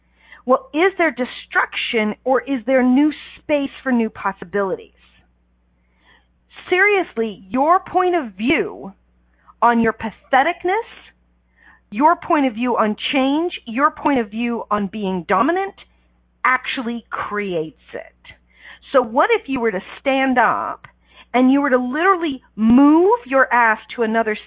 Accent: Canada; I'm Canadian

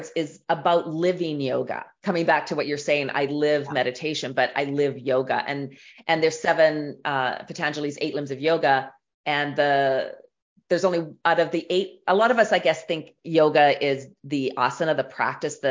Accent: Canada; I'm Canadian

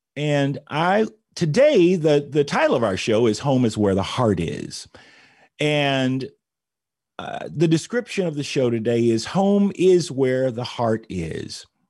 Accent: Indianapolis, Indiana, United States; here in Indianapolis, Indiana, my hometown

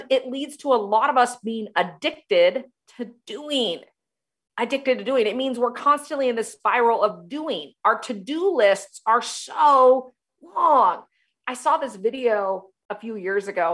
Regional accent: United States; I'm from the United States.

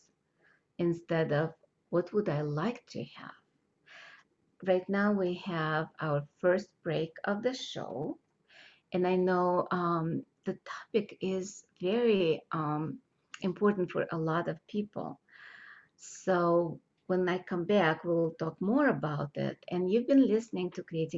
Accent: Moscow, Russia; moved away; I grew up in Russia when there was supposed to be equality of all, no separation

